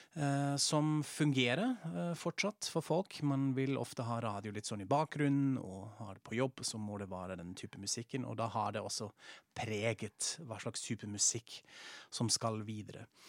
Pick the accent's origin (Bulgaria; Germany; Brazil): Germany; Frankfurt, Hesse; moved away; Jeg er som sagt fra Frankfurt, fra Hessen